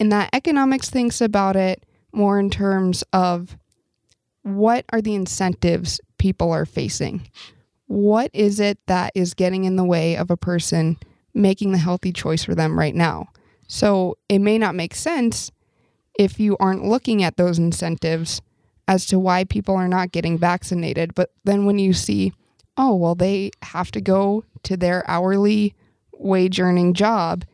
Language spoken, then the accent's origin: English; Montana, United States; I'm a native Montanan, and the University of Montana has meant a great deal to me to be able to study in my home state